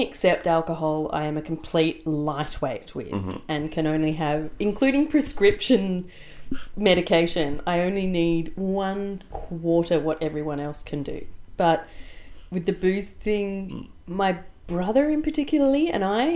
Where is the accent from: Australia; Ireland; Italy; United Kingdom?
Australia; Sydney, New South Wales; also born or lived in St Leonards, Sydney; I grew up in French's Forest, which is neither the North Shore of Sydney or the northern suburbs